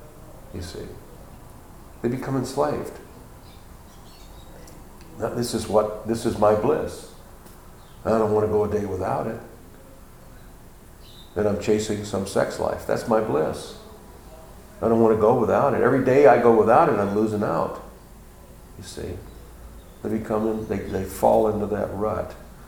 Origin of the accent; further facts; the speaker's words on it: Texas, United States; I'm from Texas. And you talking bad about the Cowboys?